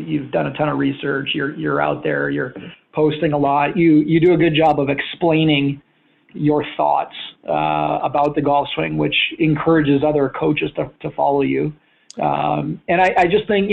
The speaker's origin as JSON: {"language": "English", "town": "Winnipeg", "region": "Manitoba", "country": "Canada", "tie": "born or raised there", "moved": "as an adult", "lives_now": "California, United States", "said": "Growing up in Winnipeg"}